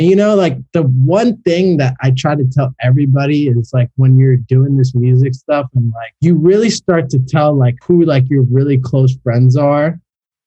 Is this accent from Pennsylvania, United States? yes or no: yes; Philadelphia, Pennsylvania, United States; now in South Florida, United States; I grew up in Philly.